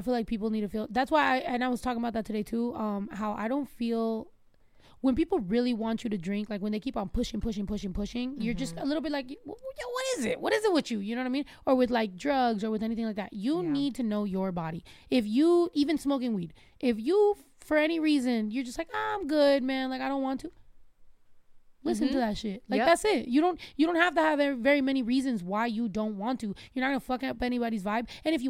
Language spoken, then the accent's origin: English; United States; born there; I've always felt like that is home for me. Even though I was born in the United States, but both my parents are from Mexico.